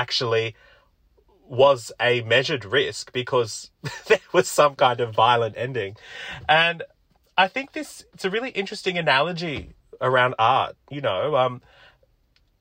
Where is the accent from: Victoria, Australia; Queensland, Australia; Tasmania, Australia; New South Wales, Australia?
New South Wales, Australia; Sydney; also born or lived in Sri Lanka / Ashfield, Sydney; we moved to Auburn in Western Sydney, and that's where I grew up